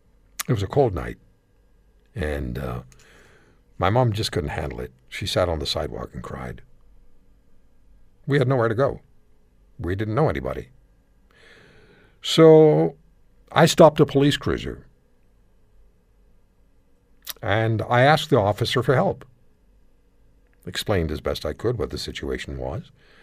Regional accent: Canada; Now, I celebrate, just internally, being Canadian, having the right to live in Canada, being a Canadian citizen, because it's an amazing country.

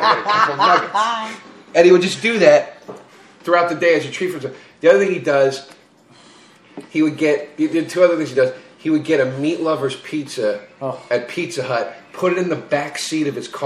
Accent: Pennsylvania, United States; now in New York, United States; I grew up in Pennsylvania.

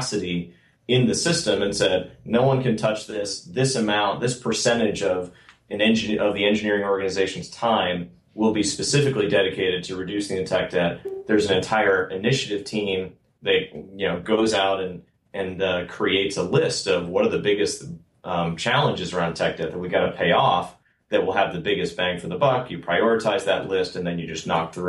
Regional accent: outside of Boston, Massachusetts, United States; also born or lived in Austin, Texas; now in Bay Area, United States; I grew up outside of Boston.

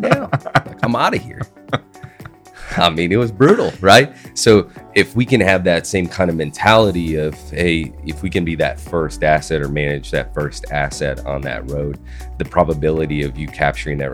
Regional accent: Wisconsin, United States; moved away as an adult; now in Dallas, United States; I actually got my career start at MLG growing up in Wisconsin in late 2005, early 2006

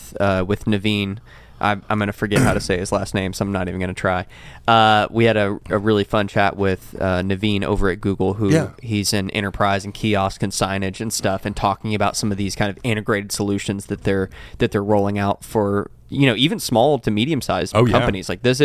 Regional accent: Kentucky, United States; from Kentucky.

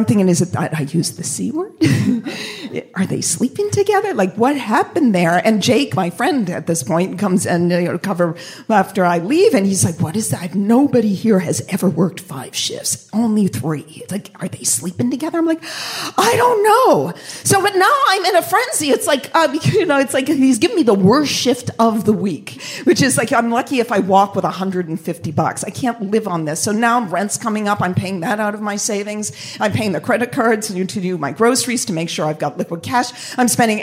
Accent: Boston, Massachusetts, United States; moved away; I'm from Boston. I move here

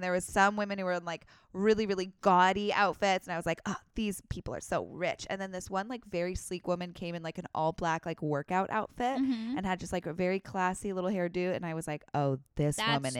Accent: New Hampshire, United States; You did, Gallant, because I remember I grew up on Gallant Drive in New

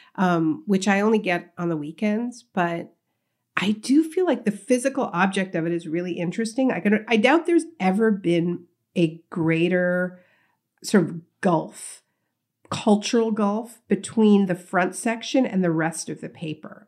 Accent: Canada; moved away as an adult; now in New Jersey, United States; I was born in Canada, grew up in Canada

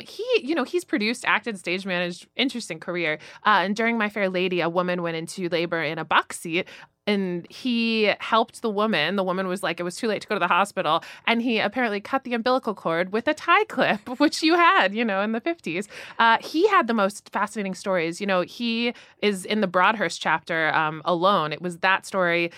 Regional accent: Florida, United States; now in New York, United States; I grew up in Florida

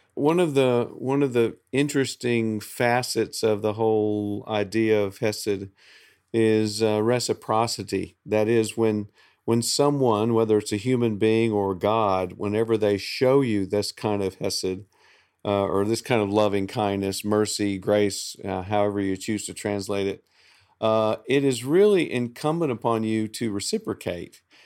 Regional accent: the South, Southern United States, United States; I'm a Southerner

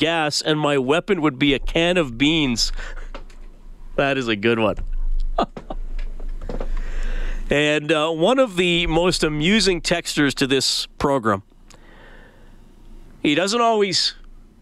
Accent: Evansburg, Alberta, Canada; when I was growing up in Evansburg

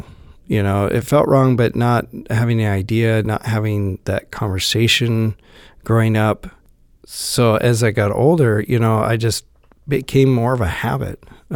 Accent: Moses Lake, Washington, United States; I grew up in Moses Lake area with my grandparents and my dad

